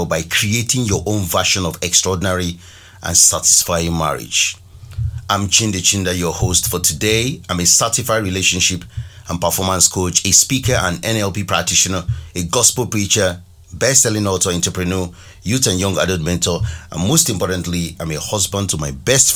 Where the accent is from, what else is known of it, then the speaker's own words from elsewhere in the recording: Nigeria; moved away; my home country Nigeria